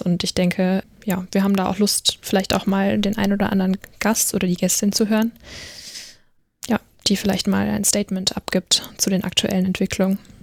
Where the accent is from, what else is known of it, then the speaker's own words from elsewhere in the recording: Rhine-Main area, Hesse, Germany; ich komme wie Caroline aus dem Rhein-Main-Gebiet. Also mal im Gegensatz zu euch, die ja sehr viel im, in NRW unterwegs sind, sind wir beide aus Hessen